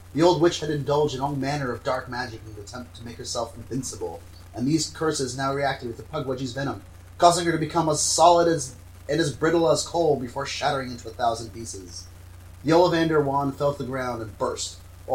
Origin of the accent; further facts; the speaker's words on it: United States; I'm American.